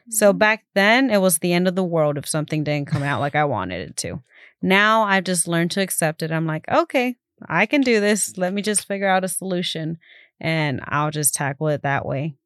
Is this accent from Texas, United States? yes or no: yes; Keene, Texas, United States; also born or lived in Fort Worth, Texas; I was born here in Fort Worth, and I grew up in Keene.